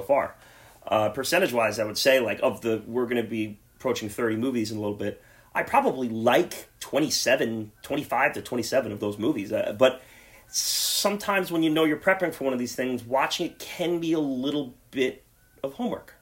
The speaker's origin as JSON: {"language": "English", "region": "the New York area", "country": "United States", "said": "we're from the New York area"}